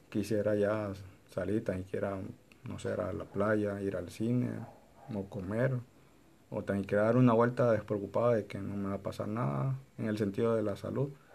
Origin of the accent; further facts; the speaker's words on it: Honduras; nosotros como hondureños